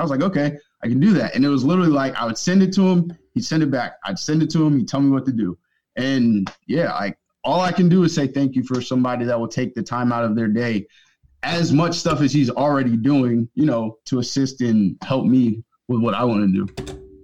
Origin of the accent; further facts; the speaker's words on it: Northern Virginia, United States; I grew up in Northern Virginia